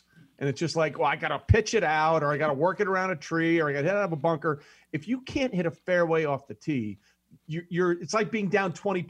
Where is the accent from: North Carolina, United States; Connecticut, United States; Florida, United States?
Connecticut, United States; B, I grew up in Connecticut, okay?